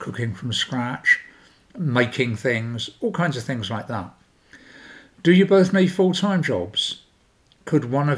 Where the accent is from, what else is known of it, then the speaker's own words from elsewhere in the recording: London, United Kingdom; I'm from South London